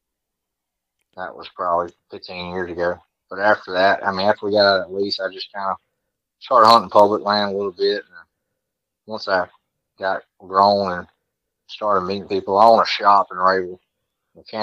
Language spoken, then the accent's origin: English; Archibald, Louisiana, United States; I'm from a little town called Archibald, Louisiana